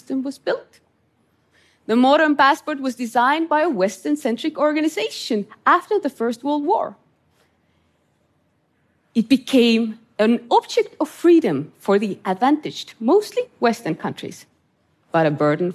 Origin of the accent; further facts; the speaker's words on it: Estonia; I grew up in Estonia under Soviet occupation